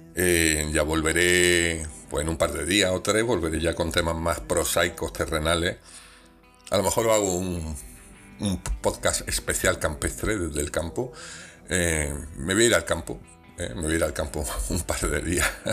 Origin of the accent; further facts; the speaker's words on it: Granada, Andalusia, Spain; Yo me siento granadino